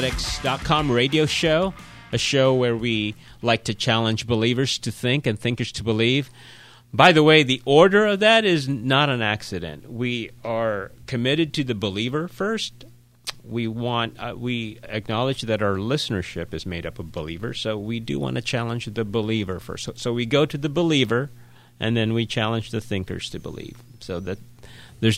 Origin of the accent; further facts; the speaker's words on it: Philippines; now in United States; I grew up in the Philippines